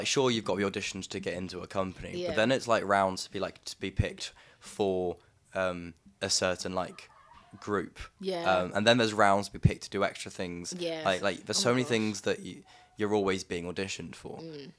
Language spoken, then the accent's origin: English; Devon, South West England, United Kingdom; I'm from Devon